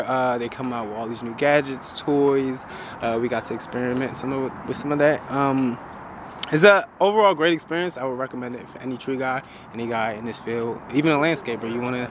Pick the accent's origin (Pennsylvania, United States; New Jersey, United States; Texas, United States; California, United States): Pennsylvania, United States; Philadelphia; I'm from Philadelphia.